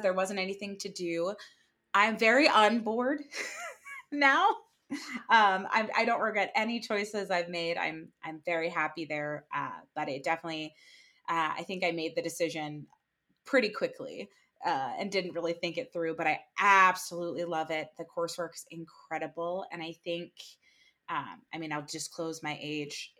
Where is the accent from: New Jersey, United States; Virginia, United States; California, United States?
New Jersey, United States; I'm from New Jersey